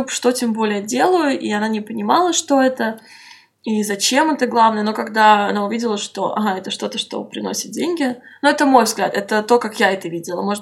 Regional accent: Moscow, Russia; я стояла лицом к лицу к нему, и я сказала ему, что я из Москвы, и он сказал, что они стараются сделать концерт в Москве.

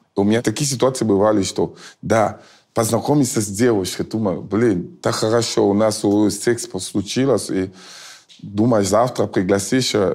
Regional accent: Cameroon; Russian is a second language; also born or lived in France; now in Russia; я из Камеруна, я просто жил во Франции.

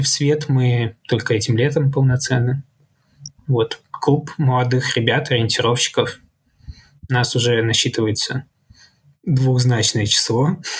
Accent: Saint Petersburg, Russia; я вообще родом из Санкт-Петербурга

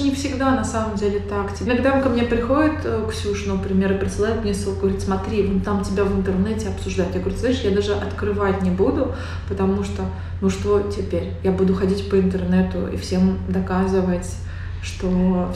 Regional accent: Tatarstan, Russia; moved away; я выросла и живу в Татарстане, у нас здесь есть некоторая специфика всего

